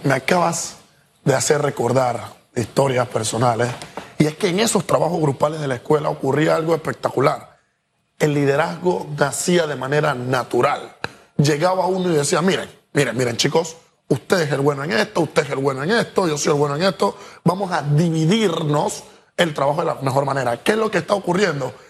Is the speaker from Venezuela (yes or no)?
no; Panama; Nosotros, como panameños